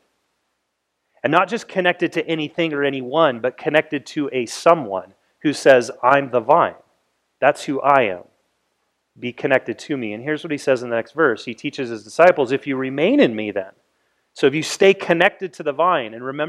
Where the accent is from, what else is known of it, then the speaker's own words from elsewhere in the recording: United States; as American people